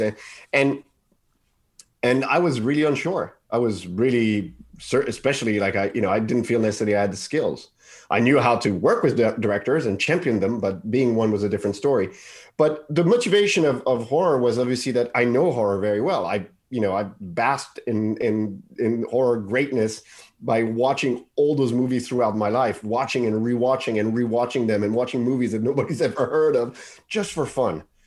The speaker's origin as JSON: {"language": "English", "town": "Paris", "region": "Île-de-France", "country": "France", "tie": "born or raised there", "said": "I grew up in Paris"}